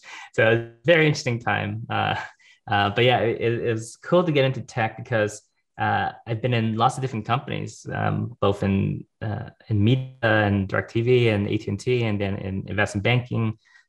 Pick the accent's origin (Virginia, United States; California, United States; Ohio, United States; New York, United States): California, United States; Los Angeles; born or raised there